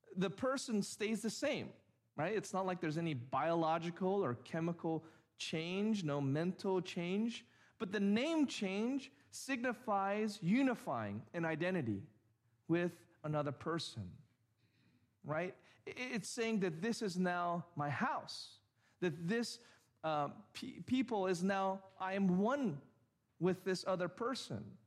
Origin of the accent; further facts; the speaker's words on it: Orange County, California, United States; I grew up in Orange County, have been here almost my entire life